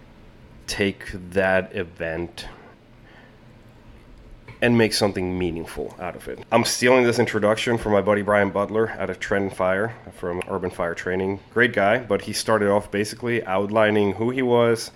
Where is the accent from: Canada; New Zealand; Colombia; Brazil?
Colombia; now in United States; I was born and raised in Colombia, in South America